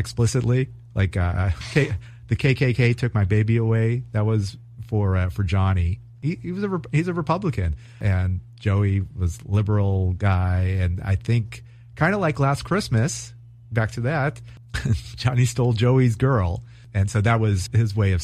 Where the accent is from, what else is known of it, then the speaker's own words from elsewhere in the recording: California, United States; also born or lived in New York; as a Californian